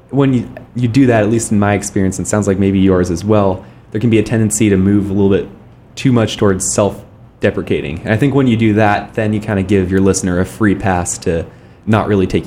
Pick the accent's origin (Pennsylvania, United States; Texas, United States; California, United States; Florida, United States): California, United States; Palo Alto; also born or lived in Minnesota; I'm originally from Palo Alto, born in Stanford Hospital. So I grew up in the Bay Area.